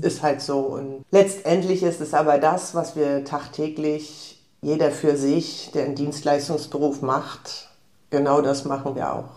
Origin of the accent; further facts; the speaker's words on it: Rostock, Mecklenburg-Vorpommern, Germany; also born or lived in Offenbach; ich bin gebürtige Rostockerin